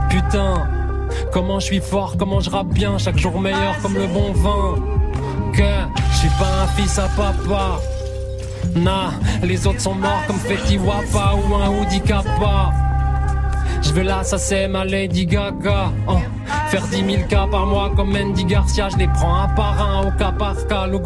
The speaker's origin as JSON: {"language": "French", "region": "eastern France", "country": "France", "said": "notre pote de, longue date, de là, d'où l'on vient, de l'Est de la France."}